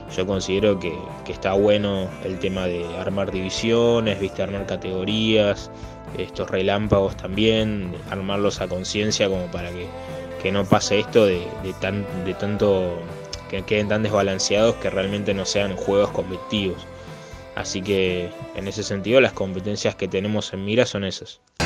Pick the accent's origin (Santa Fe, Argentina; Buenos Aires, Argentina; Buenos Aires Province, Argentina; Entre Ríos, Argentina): Entre Ríos, Argentina; Concordia; soy de Concordia Entre Ríos